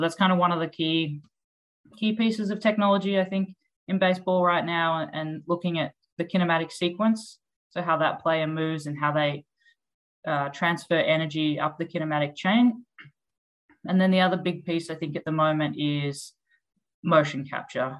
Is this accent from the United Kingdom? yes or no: no; Australia; moved away as an adult; also born or lived in Melbourne, Australia; now in United States; I'm obviously from Australia.